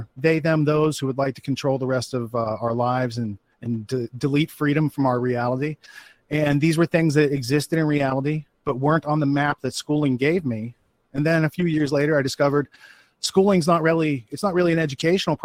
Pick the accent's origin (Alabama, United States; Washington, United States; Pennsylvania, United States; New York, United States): Pennsylvania, United States; Western; moved away; I grew up in Western Pennsylvania. So like in the woods, it was pretty rural